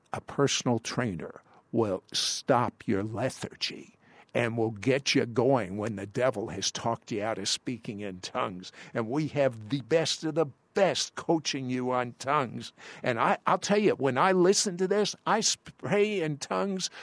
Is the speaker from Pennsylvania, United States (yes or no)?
no; Washington, District of Columbia, United States; I come from Washington, D C